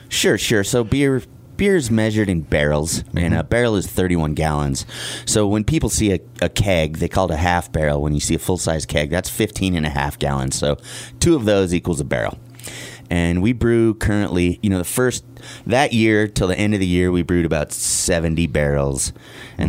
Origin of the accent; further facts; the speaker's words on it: Wheat Ridge, Colorado, United States; I grew up in in Denver